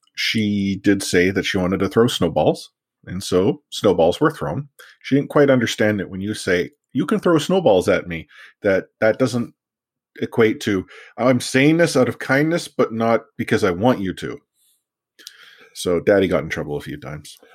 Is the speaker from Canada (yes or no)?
yes; Vancouver, British Columbia, Canada; growing up in Vancouver